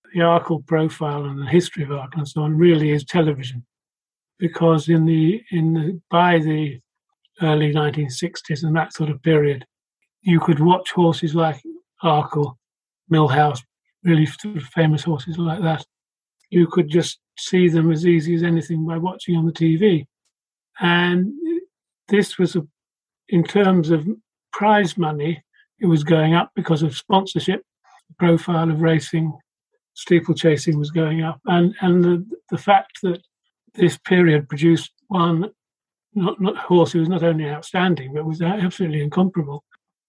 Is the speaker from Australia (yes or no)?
no; London, United Kingdom; I was born in Hampstead in London